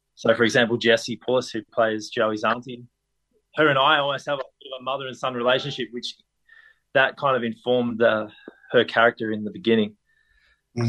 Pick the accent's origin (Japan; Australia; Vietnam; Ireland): Australia; Bendigo, Victoria; now in Melbourne, Australia; coming to Melbourne from growing up in Bendigo